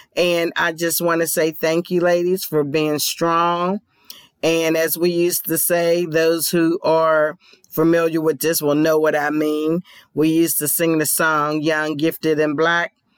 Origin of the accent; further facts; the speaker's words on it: Pennsylvania, United States; now in Georgia, United States; Philadelphia is in my hometown of Pennsylvania